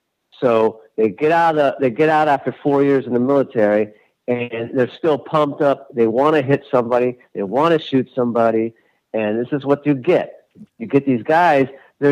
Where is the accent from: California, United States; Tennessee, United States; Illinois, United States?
California, United States; Los Angeles; I grew up in Los Angeles